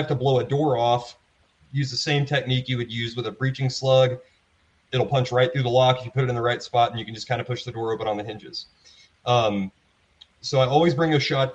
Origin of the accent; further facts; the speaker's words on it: the South, United States; moved away; also born or lived in East Texas; I'm from the South.